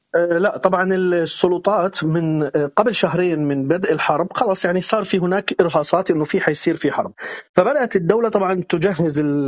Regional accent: West Bank, Palestine; now in Kyiv, Ukraine; انا طبعا من فلسطين ومتعودين على اصوات اطلاق النار طبعا انا من من الضفه الغربيه

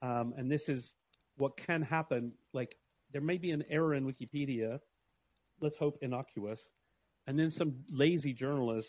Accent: Alabama, United States; moved away as an adult; also born or lived in Huntsville, Alabama; now in London, United Kingdom; I grew up in Alabama and I live in London

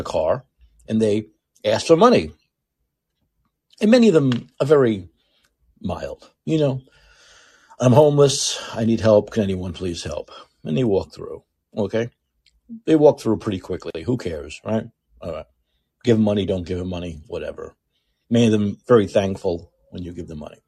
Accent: New York City, New York, United States; now in San Francisco, United States; I lived in New York City. I'm from New York City

